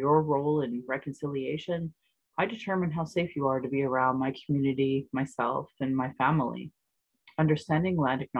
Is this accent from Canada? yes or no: yes; Calgary, Alberta, Canada; I was born in Calgary, or on Blackfoot, Mokinstis, as … an English name that has afforded me privilege in an English colonial world. My mother is Northern Slavey Dene, or Satu Dene